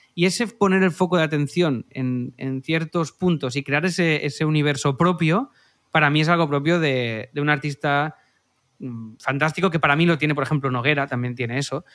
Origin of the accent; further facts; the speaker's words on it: Cerdanyola del Vallès, Catalonia, Spain; en mi pueblo